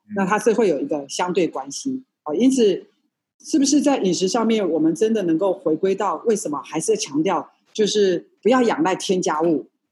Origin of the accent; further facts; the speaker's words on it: Taiwan; 我们在眷村长大的孩子，哦，我们的眷村里面有什么篮球国手啦，还有那个什么，呃，棒球国手